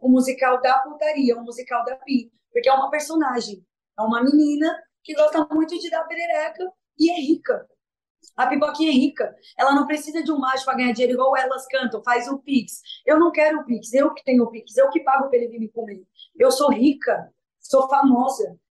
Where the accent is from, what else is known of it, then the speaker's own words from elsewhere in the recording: Capivari de Baixo, Santa Catarina, Brazil; also born or lived in Forquilhinha, Santa Catarina; nasci em Santa Catarina, Forquilinha, né? Morei ali em uma mas fiquei morando mais em Capivari de Baixo